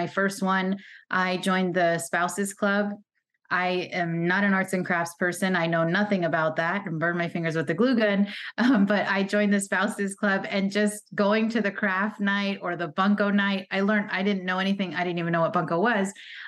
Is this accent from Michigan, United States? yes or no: no; California, United States; moved away as an adult; And I never thought I would leave my home state of California, my family, none of that.